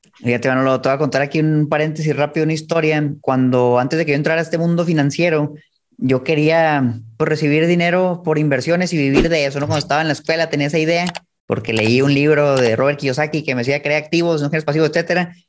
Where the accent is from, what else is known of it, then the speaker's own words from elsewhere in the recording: Chihuahua, Mexico; Yo soy de Chihuahua